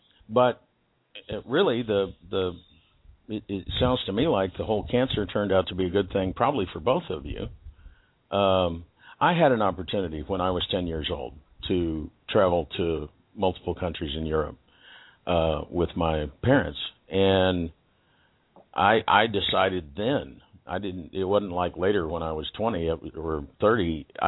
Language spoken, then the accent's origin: English; Texas, United States; 40 years ago when I was 10. You didn't really see that in where I lived in Texas.